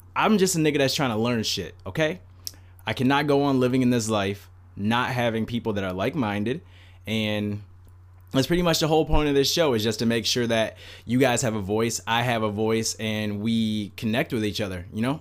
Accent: United States; as an American citizen that was, I was fucking born here, I fucking pay taxes here, I live here

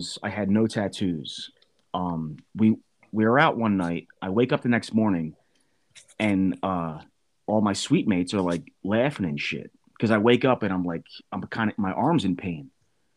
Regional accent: New Jersey, United States; I'm from Jersey

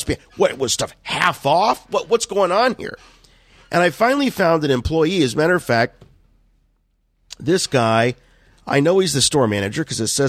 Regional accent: Canton, Ohio, United States; my hometown here in Canton, Ohio

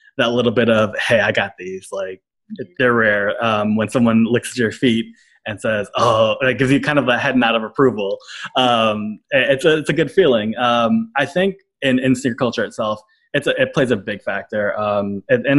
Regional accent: New York City, New York, United States; the environment I grew up in. So I'm from Brooklyn, and a neighborhood called Coney Island

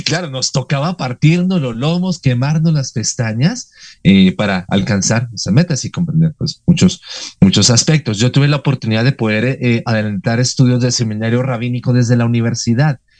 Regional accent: Bogotá, Colombia; soy colombiano de nacimiento, orgullosamente, aquí de, la muy noble, muy de Santa Fe de Bogotá

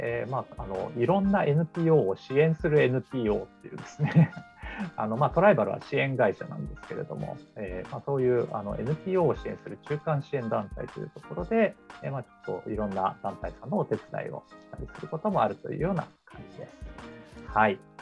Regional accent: Yokohama, Kanagawa, Japan; also born or lived in Tokyo; 私も横浜の出身なんですけど

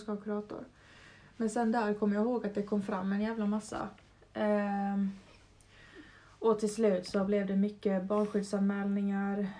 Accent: Brändö, Åland, Åland Islands; also born or lived in Mariehamn; längst bort på Åland på Brändö som är en ö med 400 människor. Så jag, växer, jag växte upp verkligen i skärgård

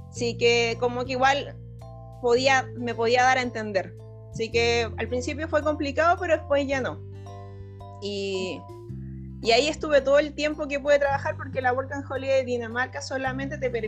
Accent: Chile; moved away as an adult; porque yo me fui desde Chile con un lugar donde iba a llegar

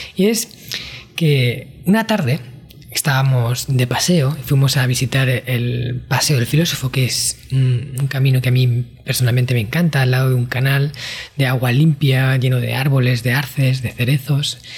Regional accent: Spain; yo en mi país, España

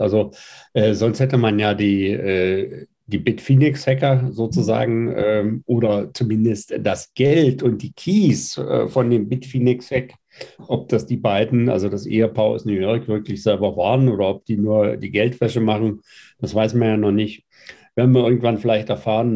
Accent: Mittweida, Saxony, Germany; bin auch aus Mitweider

